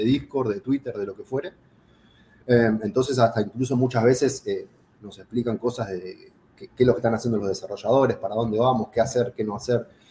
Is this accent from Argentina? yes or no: yes; Argentina; yo era, soy argentino